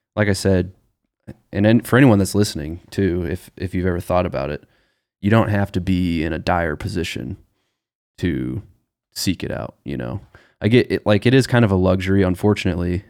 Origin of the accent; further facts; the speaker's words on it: Nebraska, United States; We're both from Nebraska